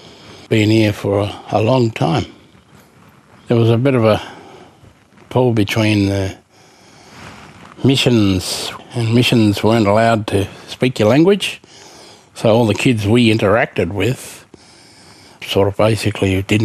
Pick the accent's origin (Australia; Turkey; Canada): Australia; southeast Western Australia; is the Kiwana from my country in southeast Western Australia. And I'm from the Ngadju tribe. And we have native title now, but our traditional lands takes in the Western Nullarbor and the Great Western Woodlands.